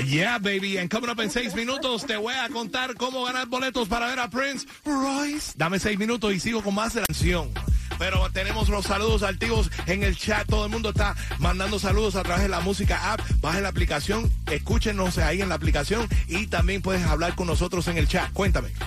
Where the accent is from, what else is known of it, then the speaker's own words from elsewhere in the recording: Venezuela; moved away; en mi país soy locutor, soy de Venezuela